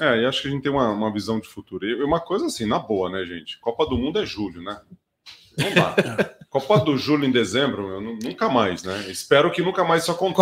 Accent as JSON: {"language": "Portuguese", "country": "Brazil", "moved": "yes", "said": "você chega no interior, eu sou de Tuverá. Quando eu chego lá, o sotaque ele já vai e ele já fica mais enraigado ali"}